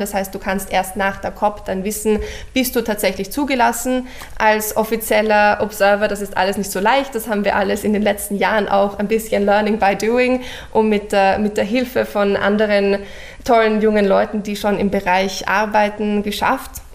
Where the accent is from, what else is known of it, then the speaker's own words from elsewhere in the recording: Vienna, Austria; moved away as an adult; also born or lived in Cambridge, England; Ich, ich komme aus Wien, habe äh, meine ganze Schulzeit in Wien verbracht